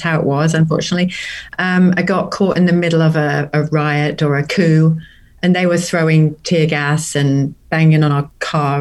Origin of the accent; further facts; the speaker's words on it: near Norwich, Norfolk, East of England, United Kingdom; moved away as an adult; now in Stillwater, United States; I'm originally from a place called the nearest town is Norwich. It's in Norfolk, in the UK